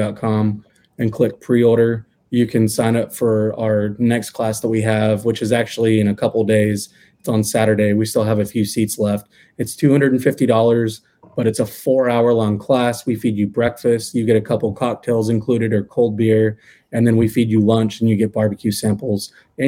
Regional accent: Irving, Texas, United States; my mom worked for my dad's family's business. They had a tile company in Irving.

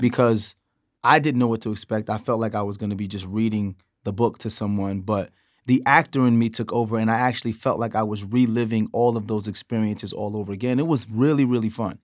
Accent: New York City, New York, United States; I'm from Brooklyn

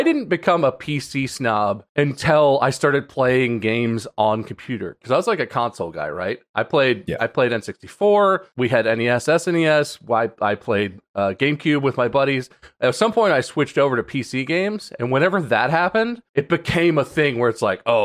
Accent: Dublin, Ohio, United States; I grew up in Dublin, Ohio

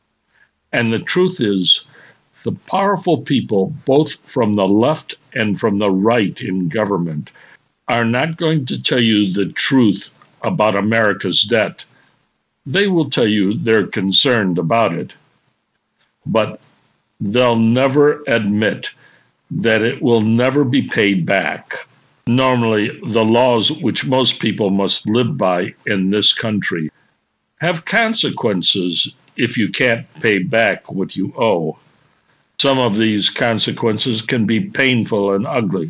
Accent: United States; being an American

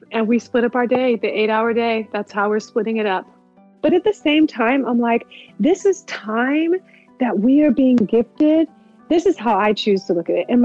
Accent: United States; now in Munich, Germany; I live in Munich, Germany, and um, I'm American, married to a German, and we have a six-year-old son

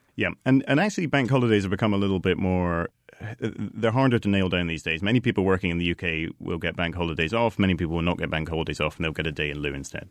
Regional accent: Edinburgh, Scotland, United Kingdom; moved away; also born or lived in London; I grew up in Edinburgh. I lived in London for ten years

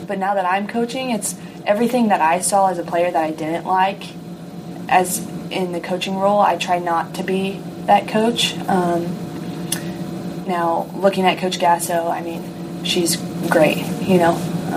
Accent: Rio Rancho, New Mexico, United States; So I grew up in New Mexico in a town called Rio Rancho

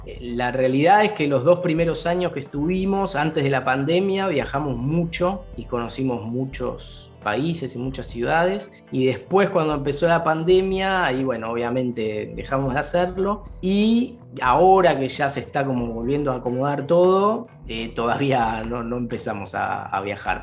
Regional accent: Argentina; moved away as an adult; now in Berlin, Germany; venía de, Argentina de tocar tango también

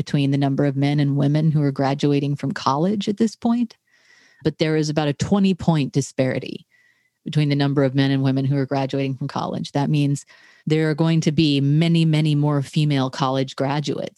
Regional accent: Tarrant County, Texas, United States; moved away as an adult; also born or lived in Boston / Cambridge; we come from Tarrant County in Texas, which is the most reliably red county in Texas

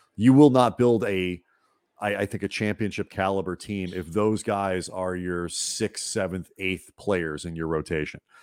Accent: St. Louis, Missouri, United States; moved away; growing up in Saint Louis

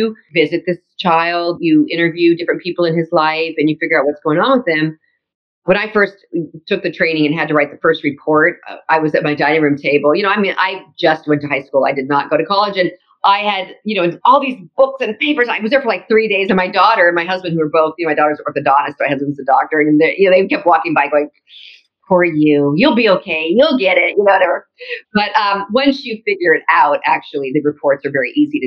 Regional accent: Orange County, California, United States; I'm from Orange County where Disneyland is from

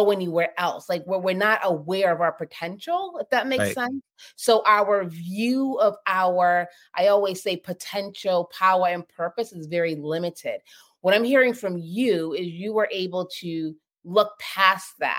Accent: Boston, Massachusetts, United States; I grew up in Boston, inner city

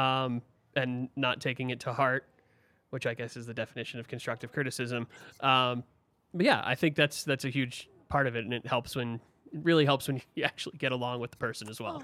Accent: Philadelphia, Pennsylvania, United States; now in Colorado, United States; I'm actually from Philly and not the suburbs

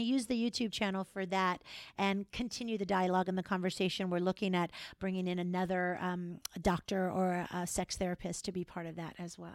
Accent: Florida, United States; also born or lived in New York; now in Minnesota, United States; Actually born and raised in Florida

